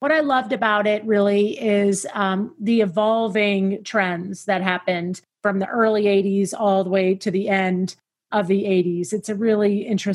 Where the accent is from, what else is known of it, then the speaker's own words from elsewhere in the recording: Tennessee, United States; I grew up in Tennessee and Tennessee in the 80s.